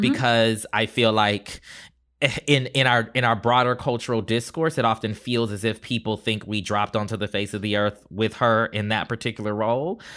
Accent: Charleston, South Carolina, United States; growing up in Charleston, South Carolina.

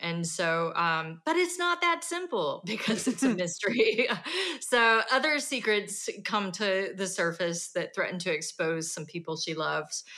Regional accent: Fort Smith, Arkansas, United States; moved away; Fort Smith is my hometown

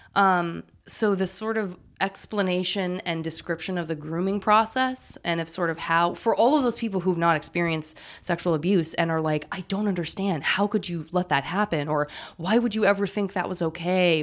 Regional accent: Tucson, Arizona, United States; moved away; I'm from Tucson

